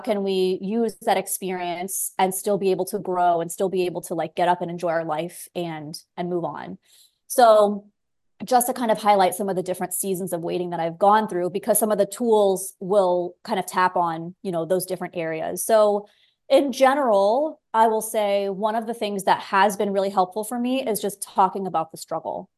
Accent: South Florida, United States; moved away as an adult; also born or lived in San Diego, California / Los Angeles, California; now in Belize; I grew up in South Florida

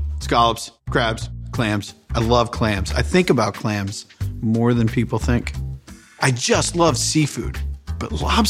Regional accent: Sandwich, Massachusetts, United States; moved away; I'm from Sandwich, Massachusetts. It's a little town on Cape Cod. We have three stoplights. When I was there, we had three stoplights. I think there's five now.

